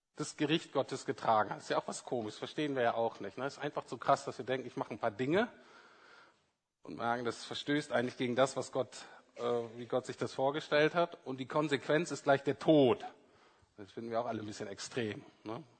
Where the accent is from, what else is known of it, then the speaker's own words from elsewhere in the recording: Bremen, Germany; ich bin in Bremen-Nord aufgewachsen